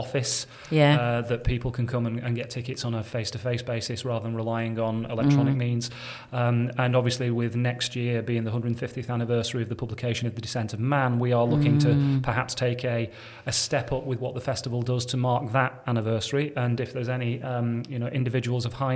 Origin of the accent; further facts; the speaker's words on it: Bolton, North West England, United Kingdom; moved away as an adult; also born or lived in Reading / Chester / Wirral; I kind of grew up in Bolton, studied at university down south in Reading